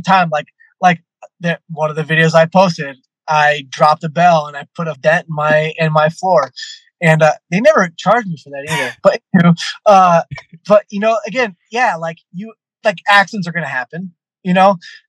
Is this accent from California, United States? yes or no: yes; California, United States; I'm coming from California to Chicago.